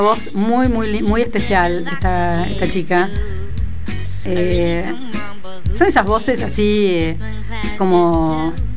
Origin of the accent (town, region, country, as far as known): Argentina